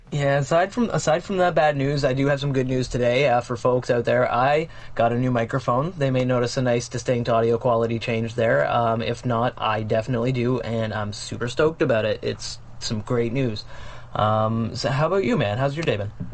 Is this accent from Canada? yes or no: yes; Canada; as a Canadian